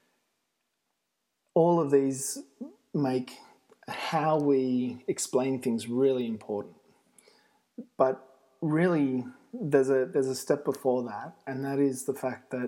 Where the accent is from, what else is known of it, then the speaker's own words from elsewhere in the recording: Australia; moved away as an adult; now in Italy; I'm an Australian